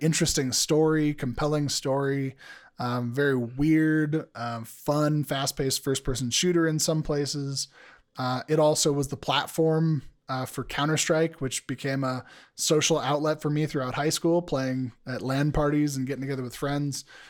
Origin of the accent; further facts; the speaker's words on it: United States; as an American male